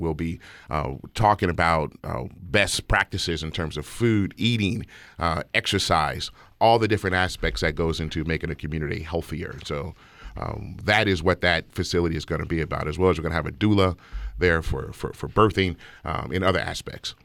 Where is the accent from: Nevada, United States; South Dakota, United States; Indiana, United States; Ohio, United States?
Nevada, United States; Las Vegas; I'm born and raised in Las Vegas. I'm born and raised in the historic West Side. I live in the house I grew up in.